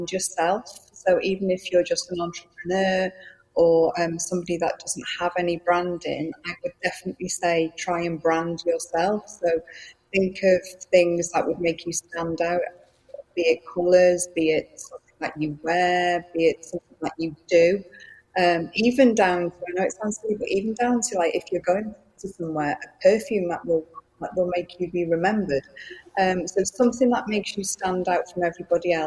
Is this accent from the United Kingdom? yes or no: yes; Wales, United Kingdom; accent: Welsh; first language Welsh; English is a second language; I am in Wales. Yes, I'm Welsh